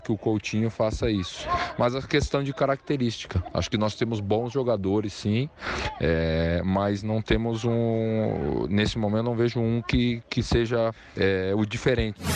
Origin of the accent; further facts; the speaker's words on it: Brazil; a gente, como brasileiro